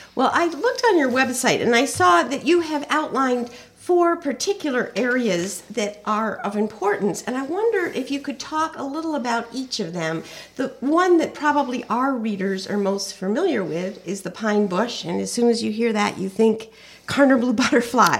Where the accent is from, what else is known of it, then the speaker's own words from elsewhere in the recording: Guilderland, New York, United States; growing up in Gilderland, we used to play there